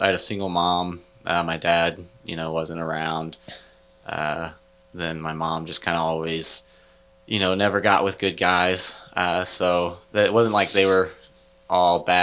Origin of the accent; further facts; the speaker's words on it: Leeton, Missouri, United States; also born or lived in Kansas City / Liberty, Missouri / Odessa, Missouri; Then we moved to Leeton, and then we're there for like 6 years.